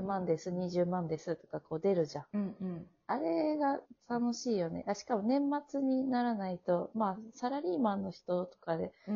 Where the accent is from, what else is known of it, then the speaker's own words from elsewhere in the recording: Hokkaido, Japan; moved away; 私、北海道出身